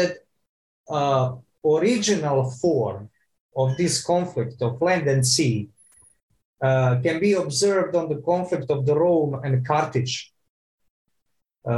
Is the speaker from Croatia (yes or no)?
yes; Croatia; I'm from Croatia